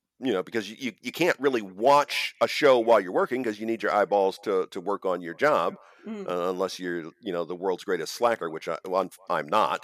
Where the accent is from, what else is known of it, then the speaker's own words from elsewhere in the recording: Ohio, United States; moved away; I'm originally from Ohio